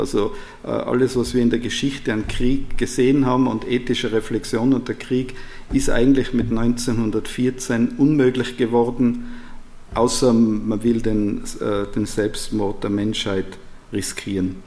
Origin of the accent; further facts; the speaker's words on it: Austria; Als Österreicher